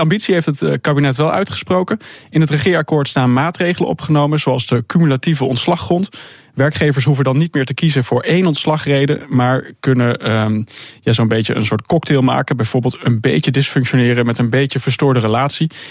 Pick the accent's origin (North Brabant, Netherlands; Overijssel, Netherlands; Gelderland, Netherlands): Overijssel, Netherlands; Salland; Waar ik vandaan kom